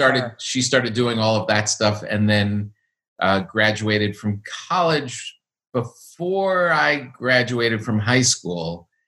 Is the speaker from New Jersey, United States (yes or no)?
yes; Park Ridge, New Jersey, United States; also born or lived in Passaic, New Jersey; I grew up in Park Ridge and Woodcliff Lake, which border Montvale.